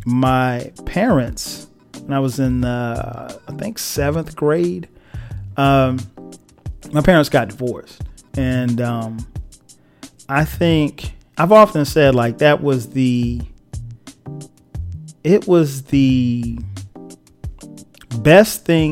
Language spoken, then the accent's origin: English; Florence, South Carolina, United States; also born or lived in Newark, New Jersey; I wasn't born in South Carolina. I was born in New Jersey, Newark, to be exact. That's my dad's side of the family's from. But we moved to Florence when I was like three.